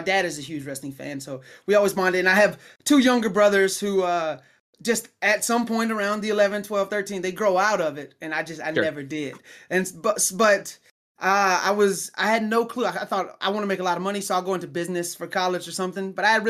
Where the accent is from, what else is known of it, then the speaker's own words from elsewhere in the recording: Alabama, United States; now in Oklahoma, United States; My hometown is in Alabama, so I would drive from Oklahoma to Alabama, and that's 11 hours back and forth.